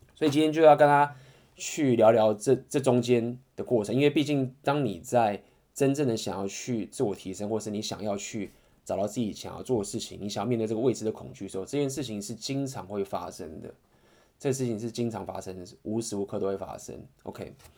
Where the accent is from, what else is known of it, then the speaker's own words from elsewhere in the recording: Taiwan; 我相信就是身为台湾人